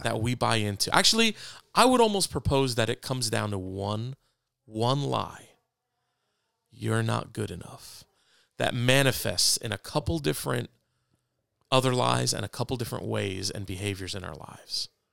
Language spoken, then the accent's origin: English; New York City, New York, United States; moved away; also born or lived in Fort Wayne; I was born on Lower East Side of Manhattan